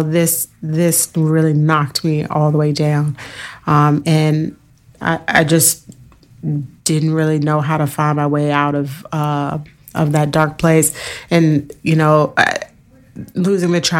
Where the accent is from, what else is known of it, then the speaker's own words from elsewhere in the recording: Fairfax County, Virginia, United States; also born or lived in Richmond, Virginia; I grew up in Fairfax County public school system